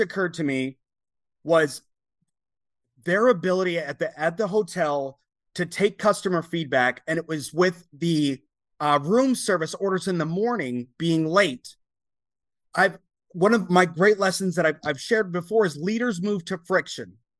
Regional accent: United States; you represent your entire country as an American

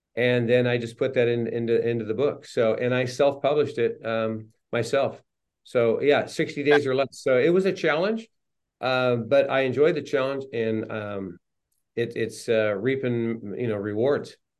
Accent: Los Angeles, California, United States; also born or lived in Riverside, California; now in San Clemente, United States; I was raised primarily in the San Fernando Valley in the LA area.

